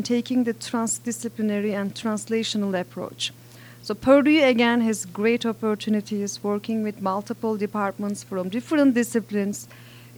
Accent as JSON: {"language": "English", "country": "Turkey", "moved": "yes", "lives_now": "Indiana, United States", "said": "I'm originally from Turkey"}